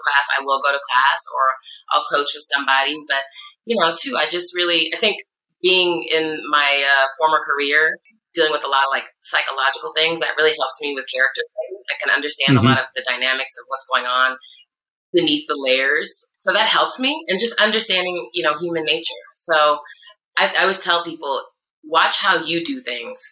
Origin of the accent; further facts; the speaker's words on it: Iowa, United States; also born or lived in Chicago, Illinois; now in California, United States; I was in Chicago at the time, and I'm from Iowa originally. So I'm a little Midwestern girl